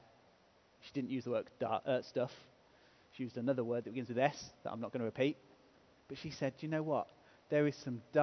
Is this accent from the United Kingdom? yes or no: yes; England, United Kingdom; we're English